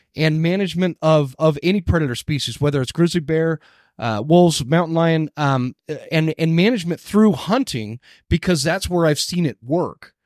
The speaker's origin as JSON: {"language": "English", "region": "Utah", "country": "United States", "tie": "born or raised there", "also_born_or_lived": "Northwest Montana", "moved": "yes", "lives_now": "North Idaho, United States", "said": "I grew up here in Utah"}